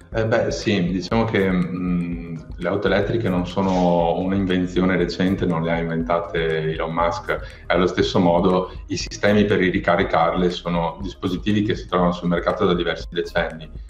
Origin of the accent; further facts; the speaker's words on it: province of Venice, Veneto, Italy; io sono cresciuto in una famiglia di imprenditori eh, dell'auto. Eh, sono stato la terza generazione a mandare avanti una concessionaria in provincia di Venezia